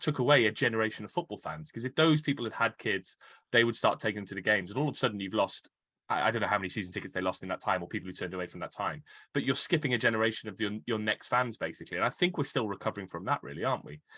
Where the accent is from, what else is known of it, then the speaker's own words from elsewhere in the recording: Cardiff, Wales, United Kingdom; I, I grew up in Canton.